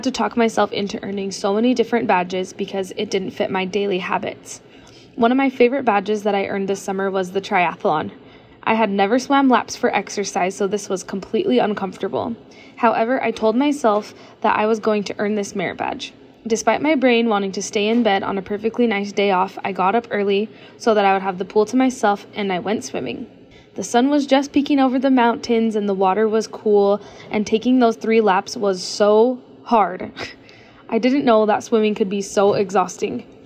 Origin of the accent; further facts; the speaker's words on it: Lehi, Utah, United States; I am from Lehi, Utah